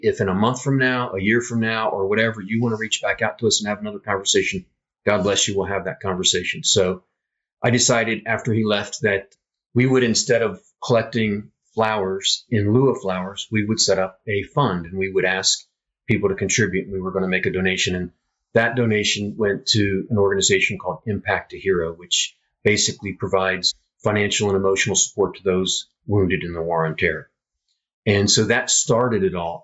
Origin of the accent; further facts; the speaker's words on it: Fairfield, Ohio, United States; moved away as an adult; also born or lived in Utah / Illinois; I came home and was visiting my parents and visiting my friends here in Fairfield